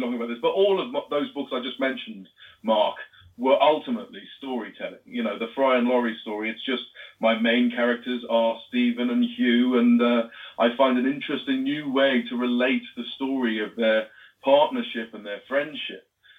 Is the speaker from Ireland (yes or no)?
no; Ludlow, West Midlands, United Kingdom; I'm from Ludlow on the Welsh border, where video game magazines were born